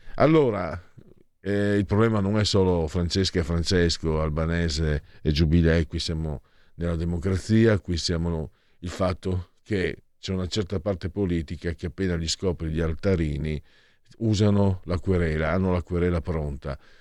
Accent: Triveneto, Italy; vengo dal Triveneto

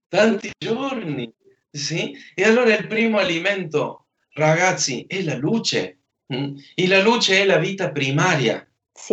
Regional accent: Argentina; moved away

